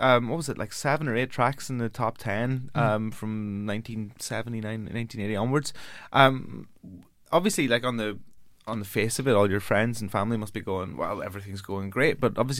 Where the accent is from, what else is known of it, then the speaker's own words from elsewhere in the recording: Ireland; I'm Irish.